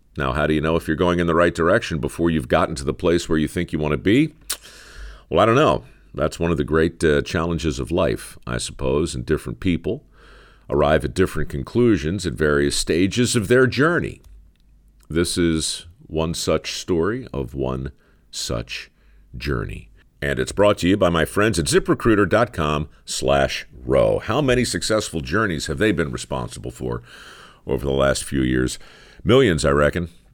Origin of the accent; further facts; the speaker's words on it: Baltimore, Maryland, United States; moved away; here in my hometown, Baltimore, Maryland